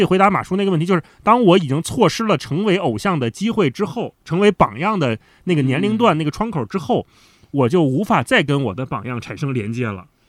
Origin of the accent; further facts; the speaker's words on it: China; 我们在大陆成长的语境